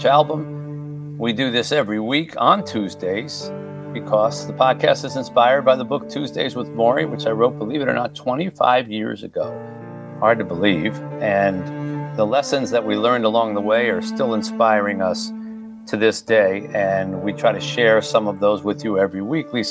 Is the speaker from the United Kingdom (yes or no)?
no; Haiti; my own country, in my case, Haiti